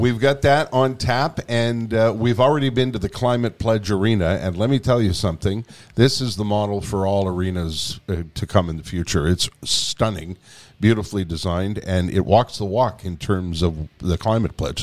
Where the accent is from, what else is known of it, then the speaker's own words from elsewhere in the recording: Canada; as a Canadian